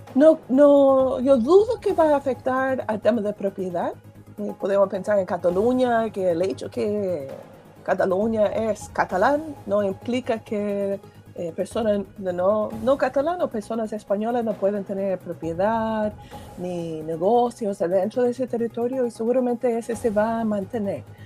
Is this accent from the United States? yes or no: yes; United States; first language English; Spanish is a second language; moved away as an adult; now in Chile; Yo soy estadounidense, cuando mi hija era chica, yo no hablaba bien español, y además uno quiere conservar su, su lengua materna y uno, nosotros hablamos inglés en la casa